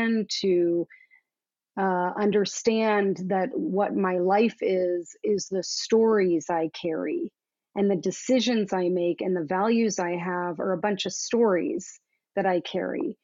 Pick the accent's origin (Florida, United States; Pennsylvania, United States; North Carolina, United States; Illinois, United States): Florida, United States; Southern; I grew up in Southern Florida